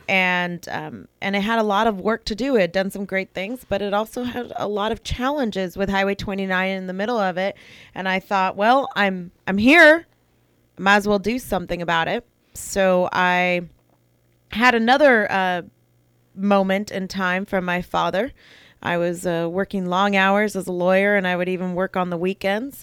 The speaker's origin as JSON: {"language": "English", "town": "St. Helena", "region": "California", "country": "United States", "tie": "born or raised there", "also_born_or_lived": "Napa, California / Rutherford, California / Browns Valley, California", "lives_now": "American Canyon, United States", "said": "I grew up in Saint Helena"}